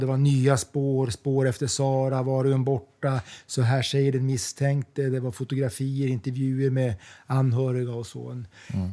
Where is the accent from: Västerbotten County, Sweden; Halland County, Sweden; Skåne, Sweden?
Västerbotten County, Sweden; Umeå; moved away as an adult; now in London, United Kingdom; Jag är uppvuxen i Umeå. Ja. Bodde där mellan jag var 1 och 20 år ungefär.